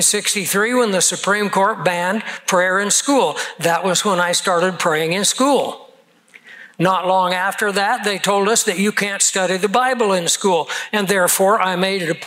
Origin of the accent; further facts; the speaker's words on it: United States; as an American